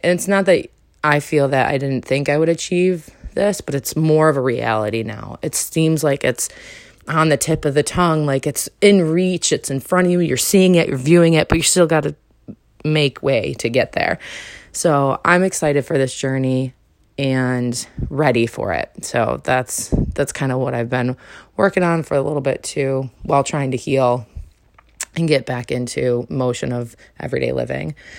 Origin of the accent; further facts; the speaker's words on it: New York, United States; moved away as an adult; also born or lived in North Carolina / Arizona; I'm from New York. I coulda came back to New York and been around all the family